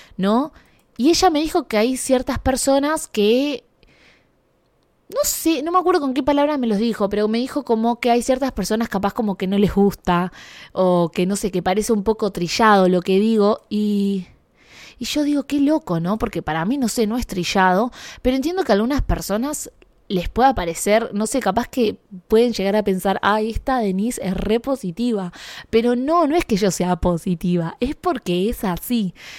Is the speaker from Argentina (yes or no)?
yes; Argentina; moved away as an adult; now in Canada; ser latina, ser argentina